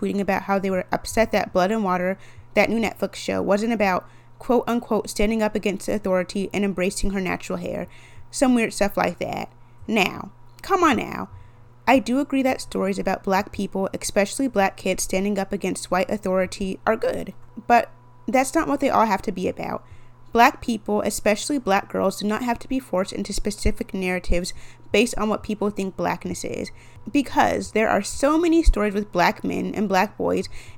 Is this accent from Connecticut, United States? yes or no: no; Texas, United States; my home state